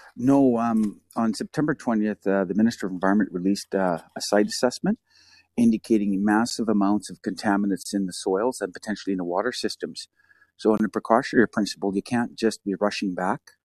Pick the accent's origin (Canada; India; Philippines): Canada; hometown near Kanaka Bar, British Columbia; my town, my hometown